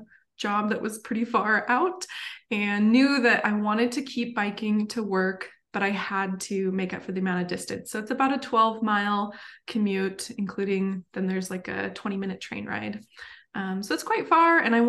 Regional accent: Idaho, United States; moved away as an adult; now in Portland, United States; I am from Idaho originally. I grew up cycling down my street with my dad

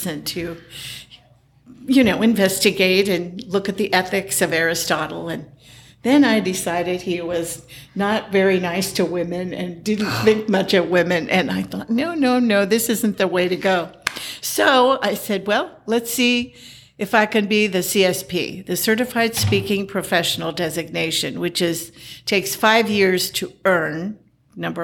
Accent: Lima, Ohio, United States; I was born in Lima, Peru. And my parents had fled Palestine at the time. And then we lived in Lima till I was five. And then we came to the United States via boat through the Panama Canal. And we then took a train from New York to Lima, Ohio.

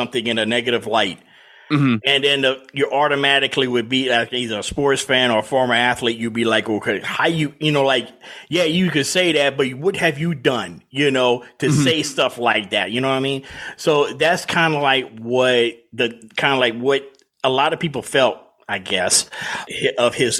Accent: South Louisiana, United States; now in Atlanta, United States; I'm from the South. I'm from South Louisiana, live in Atlanta

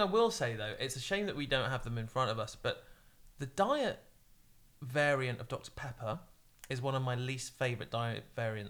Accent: Cornwall, South West England, United Kingdom; I'm Cornish

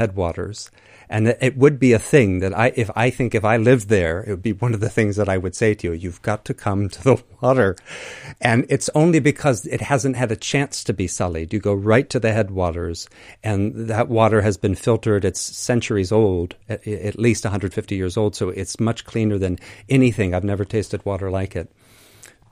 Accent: Crete, Greece; the kinship between my people and yours, because I'm from Crete in particular

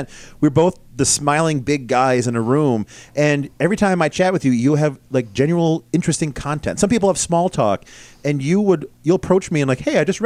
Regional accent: West Bloomfield, New York, United States; I grew up in West Bloomfield, so I'm the same county

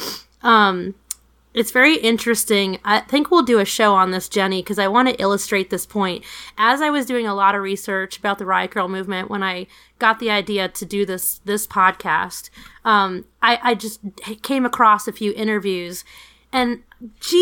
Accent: New York City, New York, United States; I grew up in New York City

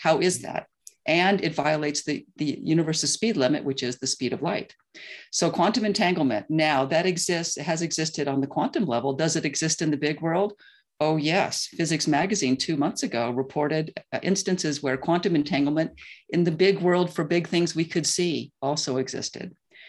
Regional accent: New York City, New York, United States; So I'm a New Yorker, grew up, you know, and my parents are New Yorkers, as I mentioned. I lived in New York for 30 years.

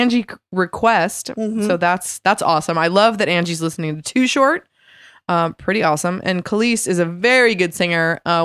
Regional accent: California, United States; Yeah, born and bred in California. Pretty cool.

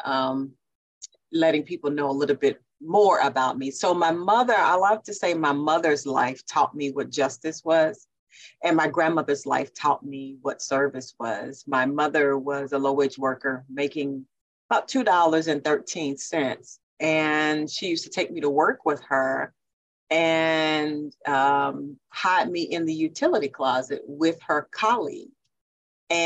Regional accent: Jackson, Mississippi, United States; I was born and raised right here in Jackson, Mississippi

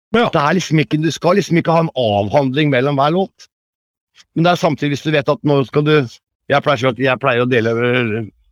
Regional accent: Tønsberg, Vestfold, Norway; moved away as an adult; now in Hemsedal, Norway; Jeg er fra Tønsberg

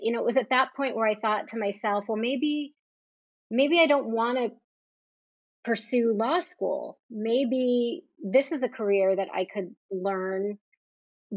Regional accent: New Jersey, United States; I grew up on the East Coast in New Jersey

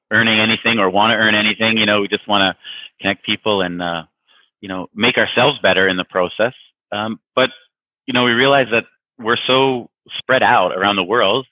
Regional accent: Niagara Falls, Ontario, Canada; moved away as an adult; also born or lived in United States; now in Vienna, Austria; I'm a Canadian from right near the border, Niagara Falls

